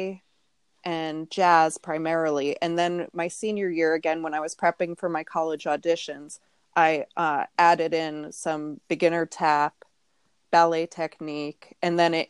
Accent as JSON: {"language": "English", "area": "Rockland County", "region": "New York", "country": "United States", "also_born_or_lived": "Pennsylvania", "moved": "yes", "lives_now": "Pittsburgh, United States", "said": "I'm originally from New York"}